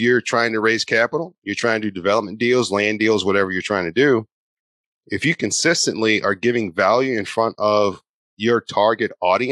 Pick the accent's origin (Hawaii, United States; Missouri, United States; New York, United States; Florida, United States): Missouri, United States; St. Louis; I'm from St. Louis, and St. Louis is one of the hottest real estate investing markets in the country